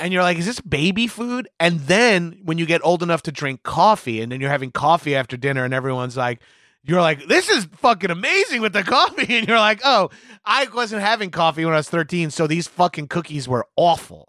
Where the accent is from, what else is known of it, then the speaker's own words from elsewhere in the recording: New York City, New York, United States; I'm a New Yorker